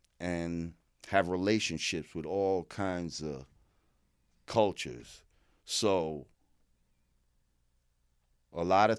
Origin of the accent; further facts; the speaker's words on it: New Rochelle, New York, United States; also born or lived in Bronx; Born in the Bronx, grew up in New Rochelle in Westchester.